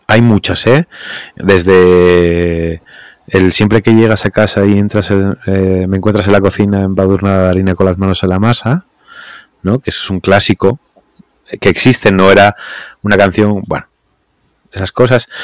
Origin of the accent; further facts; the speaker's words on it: Asturias, Spain; somos asturianos